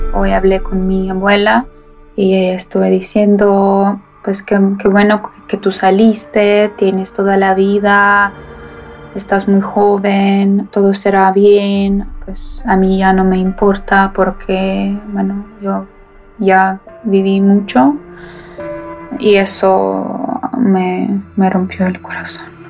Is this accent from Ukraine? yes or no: yes; Kyiv, Ukraine; Spanish is a second language; moved away as an adult; now in Poland; Yo nací en Kiev, Ucrania, pues, toda la vida en Kiev